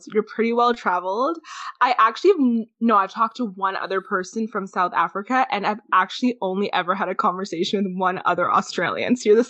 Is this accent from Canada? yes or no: yes; Canada; Okay, I'm Canadian, so the fact that I sound American is actually really funny.